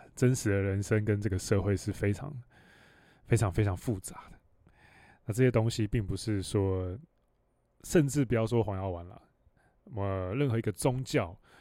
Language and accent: Chinese; Hualien County, Taiwan; 我又是成长在，你要说深山里面嘛，我在花莲里面出生